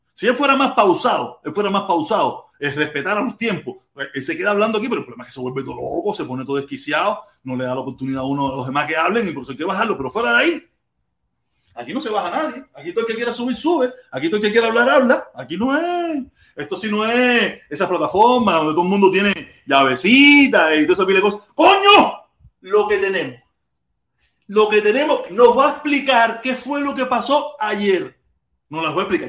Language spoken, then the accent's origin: Spanish; Cuba; moved away; yo me fui de Cuba. Yo nunca me fui de Cuba ni, por libertad, ni por nada de eso